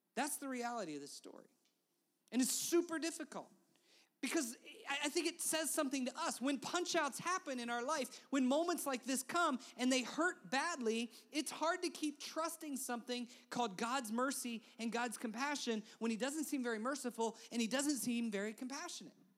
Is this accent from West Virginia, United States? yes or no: yes; West Virginia, United States; I'm from West Virginia